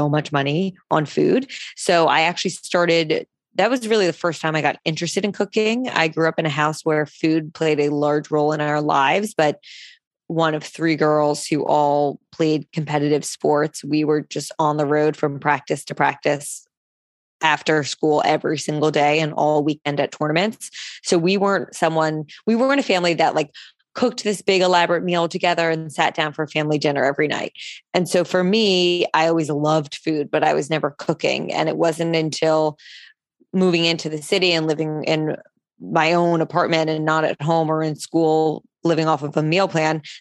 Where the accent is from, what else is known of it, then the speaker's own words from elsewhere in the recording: New Jersey, United States; now in New York City, United States; I grew up in New Jersey. So I say I'm from Jersey